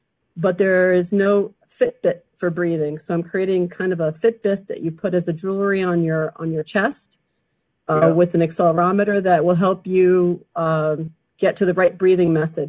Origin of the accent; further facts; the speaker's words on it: Geneva, Switzerland; I'm actually from the Geneva area.